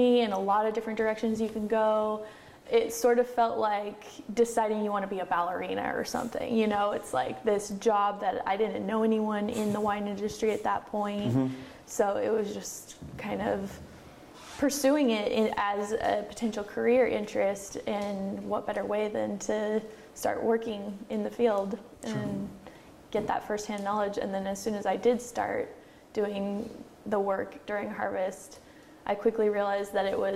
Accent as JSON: {"language": "English", "region": "Oregon", "country": "United States", "tie": "born or raised there", "also_born_or_lived": "Korea", "said": "I grew up in Oregon. I hadn't really left Oregon much"}